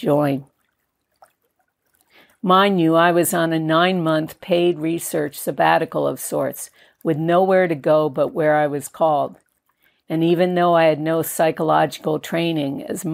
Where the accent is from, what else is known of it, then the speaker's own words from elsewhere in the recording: Connecticut, United States; moved away; also born or lived in New York City; born in a New York City hospital and growing up in Connecticut, I never landed there, grounded there, or felt that this was to be home